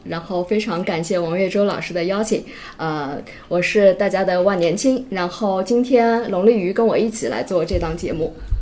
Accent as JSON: {"language": "Chinese", "town": "Nanjing", "region": "Jiangsu", "country": "China", "tie": "born or raised there", "said": "我作为一个可能土生土长的南京人，我小的时候"}